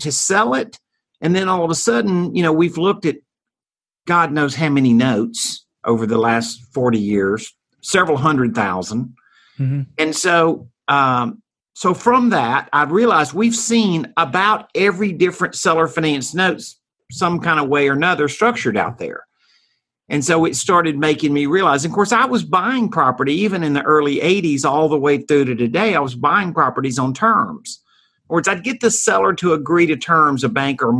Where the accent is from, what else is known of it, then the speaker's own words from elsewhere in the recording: Mississippi, United States; moved away as an adult; now in Dallas-Fort Worth, United States; I started in Hattiesburg, Mississippi. I'm from Mississippi.